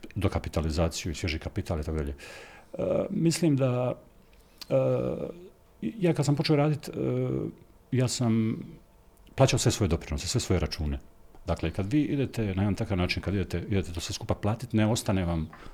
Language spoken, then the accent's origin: Croatian; Rakitno, Federation of Bosnia and Herzegovina, Bosnia & Herzegovina; also born or lived in Mostar / Zagreb / Čitluk; now in Split, Croatia; Mjesto rođenja mi je Mostar, mjesto odrastanja je Rakitno